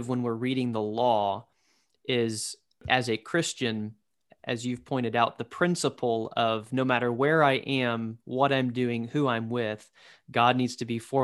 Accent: Georgia, United States; growing up in Georgia

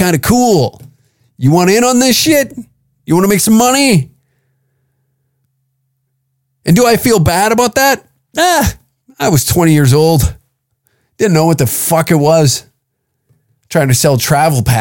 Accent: small town near Lethbridge, Alberta, Canada; every person from my hometown

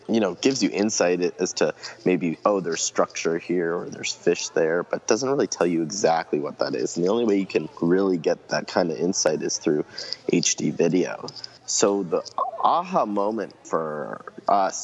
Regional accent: Ontario, Canada; growing up in Ontario, Canada

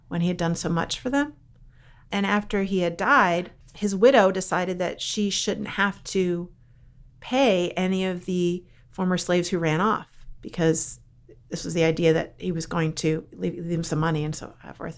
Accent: Philadelphia, Pennsylvania, United States; moved away; also born or lived in Brownsburg, Virginia; I'm from Philly

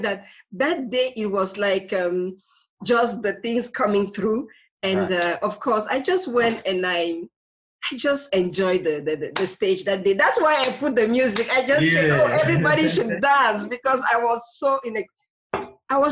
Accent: Cameroon; I'm originally from Cameroon

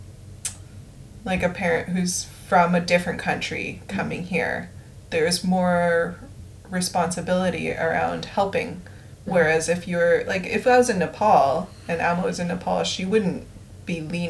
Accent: Canada; growing up in Canada as a brown person of mixed race, brown person

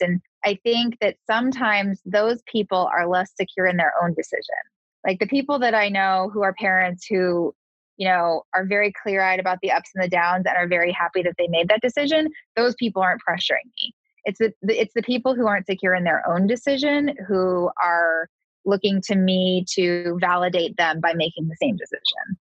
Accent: Southern California, United States; also born or lived in East Coast; I'm a Californian girl. I grew up in Southern California, so California is sort of what I'm used

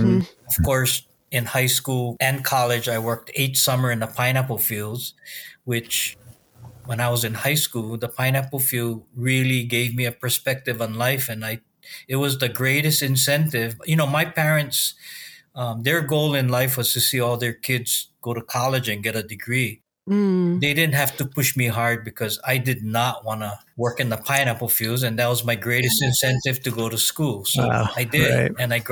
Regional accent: Molokai, Hawaii, United States; Born and raised on Molokai, fourth generation.

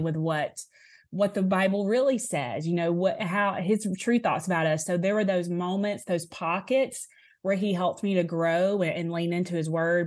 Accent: Alabama, United States; also born or lived in Tupelo, Mississippi; I say I'm from Alabama 'cause I, I have been no other, other place besides here

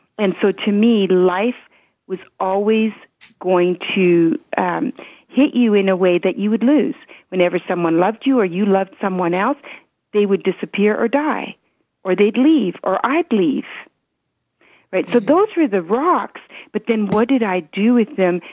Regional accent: Canada; English is a second language; also born or lived in Belgium; I was born in Belgium as my history. And so they brought me to Canada, and I lost my grandparents

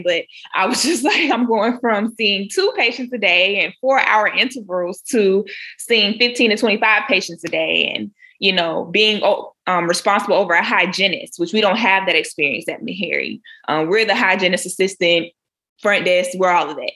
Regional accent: Jacksonville, Florida, United States; moved away as an adult; also born or lived in Orlando, Florida; now in South Carolina, United States; I'm originally from Jacksonville, Florida

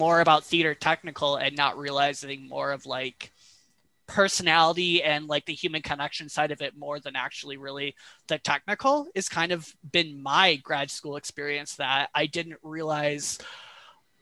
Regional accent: Flint, Michigan, United States; moved away as an adult; also born or lived in Massachusetts / New York City / upstate New York; now in Gainesville, United States; I grew up in Michigan, in Flint, Michigan

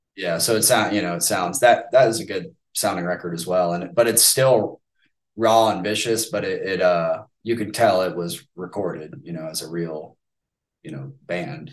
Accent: United States; as an American

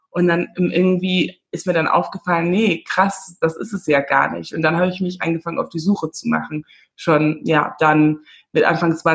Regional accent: Namibia; moved away as an adult; also born or lived in England; now in Berlin, Germany; ich komme aus Namibia, ich bin in Namibia geboren und aufgewachsen und ähm, bin dann ähm, ja nach, nach England gezogen schon nach der Schule, habe dann da Film studiert

